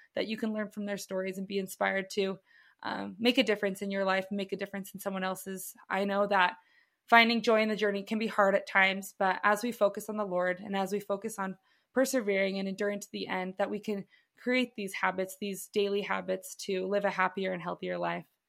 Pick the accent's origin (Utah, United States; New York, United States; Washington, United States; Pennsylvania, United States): Utah, United States; Provo; I am born and raised in Provo, Utah.